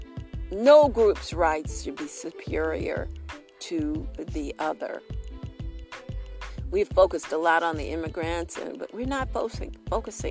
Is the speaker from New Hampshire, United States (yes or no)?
no; Detroit, Michigan, United States; also born or lived in Aiken/Barnwell area, South Carolina; now in Aiken, United States; I'm from Detroit